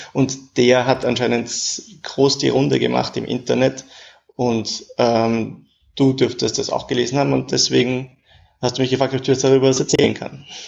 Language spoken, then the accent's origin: German; Vienna, Austria; also born or lived in Paris; ich bin auch aus Wien